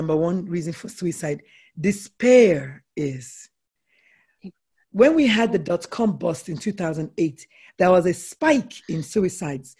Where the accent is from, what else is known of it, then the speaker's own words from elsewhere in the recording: Nigeria; I'm a Nigerian woman